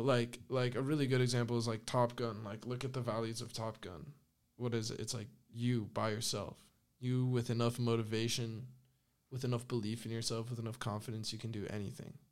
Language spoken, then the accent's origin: English; northern Spain, Spain; moved away; I'm from the North